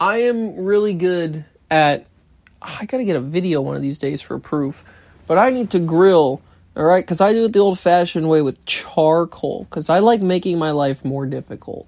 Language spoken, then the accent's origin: English; United States; It's not my fault I'm American